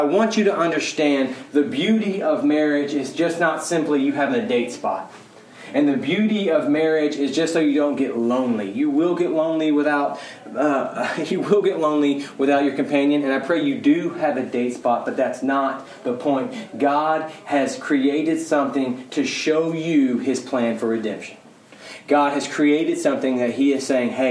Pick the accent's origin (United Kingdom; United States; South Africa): United States; Mesquite, Texas; Born and raised in Mesquite, wear cowboy boots